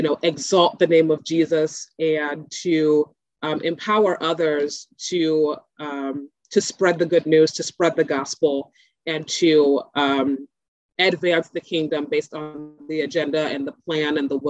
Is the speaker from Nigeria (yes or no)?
yes; Nigeria; So my upbringing, as being a Nigerian daughter, I had two very loving parents who did the best they could with what they had.